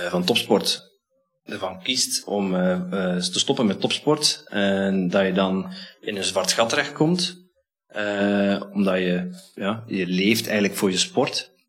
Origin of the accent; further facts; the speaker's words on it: Netherlands; ben zelf een Nederlander